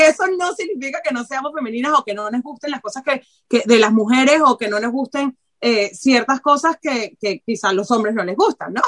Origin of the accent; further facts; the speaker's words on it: Venezuela; now in Barcelona, Spain; yo como venezolana